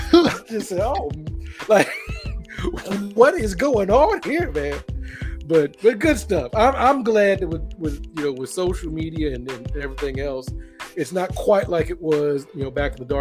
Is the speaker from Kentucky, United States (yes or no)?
yes; Louisville, Kentucky, United States; I was born and raised in Louisville. Yes. My mother's from Memphis. technically she's from Cordova, Tennessee.